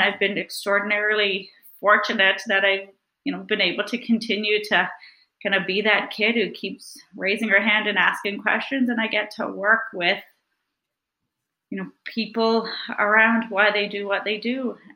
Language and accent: English; Newfoundland and Labrador, Canada; moved away; I'm from Newfoundland, and I grew up in a small fishing village of 80 people, and I went to a one-room schoolhouse